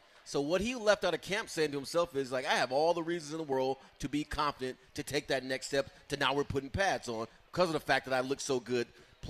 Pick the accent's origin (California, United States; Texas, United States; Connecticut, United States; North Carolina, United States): California, United States; because we grew up in the Bay Area, the 49ers, team of the 80s